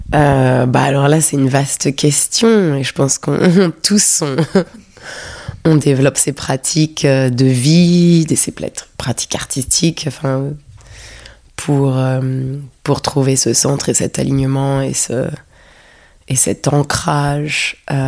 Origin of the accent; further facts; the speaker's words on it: Paris, Île-de-France, France; moved away as an adult; also born or lived in London; j'ai grandi à Paris et c'est ici que j'ai fait mes études, donc j'étais aussi très parisienne